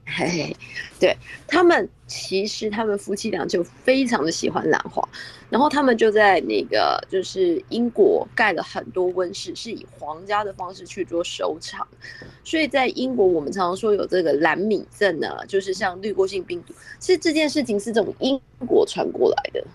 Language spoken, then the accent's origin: Chinese; Taiwan; 咱们台湾